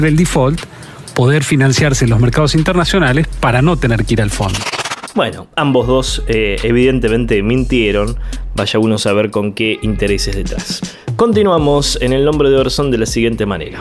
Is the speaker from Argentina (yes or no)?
yes; Argentina; estamos tratando como argentinos